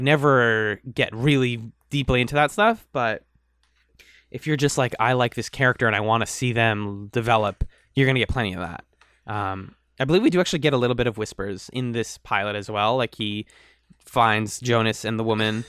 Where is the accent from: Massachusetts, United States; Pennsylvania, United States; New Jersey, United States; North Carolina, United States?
Massachusetts, United States; Boston; we're from the East Coast. We are from the Boston area.